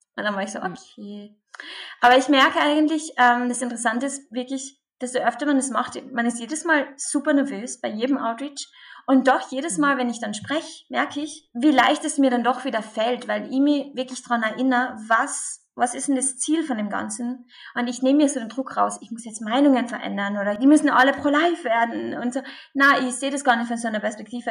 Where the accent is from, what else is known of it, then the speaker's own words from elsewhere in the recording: Carinthia, Austria; accent: Carinthian dialect; now in Vienna, Austria; ich komme aus dem wunderschönen Kärnten in Österreich. Was man wahrscheinlich jetzt dann auch ein bisschen an meinem Dialekt hören wird